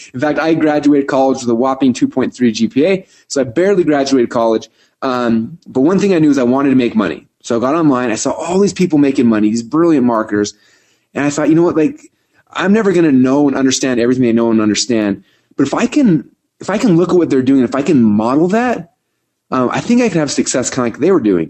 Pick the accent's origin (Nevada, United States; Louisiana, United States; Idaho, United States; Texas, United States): Idaho, United States; Boise; I'm from Boise, Idaho.